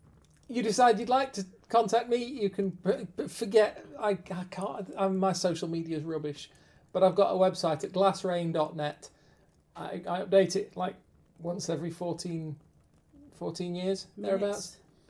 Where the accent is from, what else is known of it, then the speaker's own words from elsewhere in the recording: United Kingdom; we're British